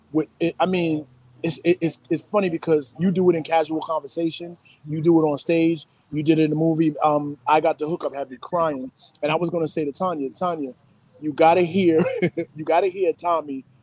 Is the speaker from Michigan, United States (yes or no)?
yes; Detroit, Michigan, United States; yes, I'm from